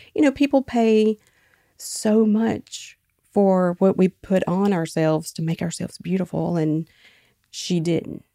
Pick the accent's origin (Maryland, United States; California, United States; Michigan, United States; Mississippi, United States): Mississippi, United States; Quitman; my hometown, Quitman, Mississippi